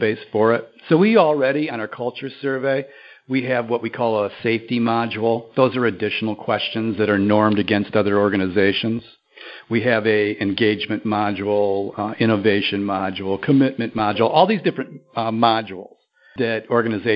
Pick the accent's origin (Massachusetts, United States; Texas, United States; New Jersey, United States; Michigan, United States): Michigan, United States; Lansing; I grew up in Lansing, Michigan